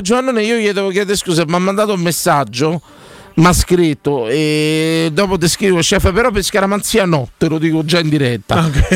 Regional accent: Rome, Lazio, Italy; io per esempio sono di Roma, sono una tradizione eh. romana, romanese

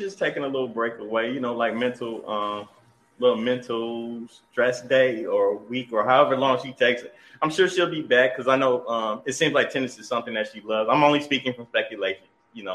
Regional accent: Michigan, United States; we're from Michigan.

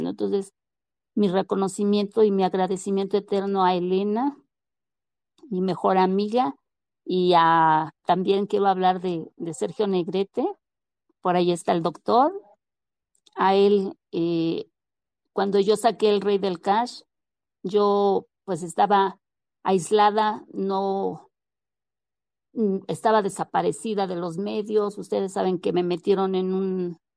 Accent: Mexico; Pues que movemos, o sea, realmente como sociedad, como mexicanos, movemos, movemos.

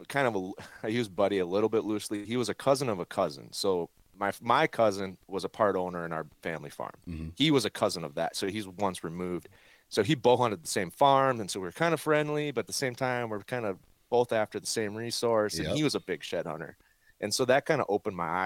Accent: Alexandria, Minnesota, United States; also born or lived in North Dakota; now in Twin Cities, United States; I grew up in central Minnesota, Alexandria.

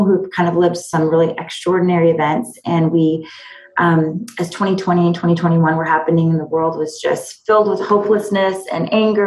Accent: Fairfax, Virginia, United States; moved away as an adult; also born or lived in Abilene, Texas / Raleigh, North Carolina / Nashville, Tennessee; now in Maryland, United States; I grew up in Fairfax, Virginia, actually in the Northern Virginia suburbs.

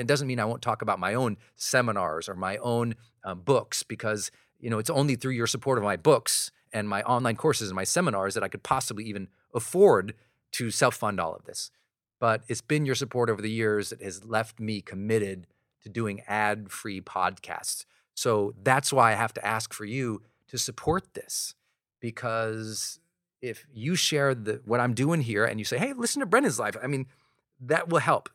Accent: Montana, United States; I'm this kid from Montana

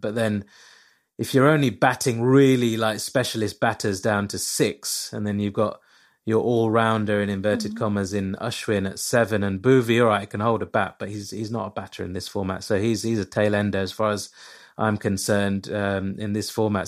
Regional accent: England, United Kingdom; I'm obviously born and bred in England

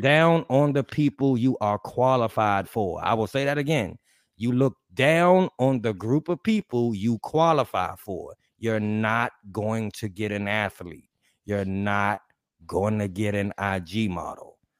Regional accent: Mexico City, Mexico; I'm from Mexico City

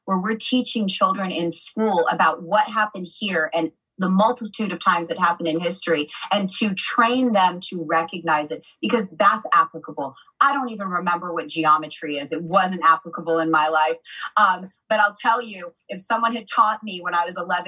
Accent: United States; I grew up in America.

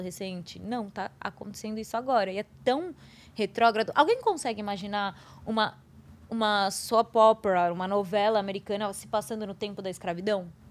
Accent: Brazil; país onde eu nasci, que 56% da população é preta

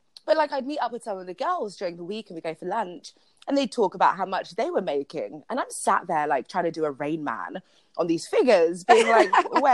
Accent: London, United Kingdom; I am a Londoner, born and bred in London.

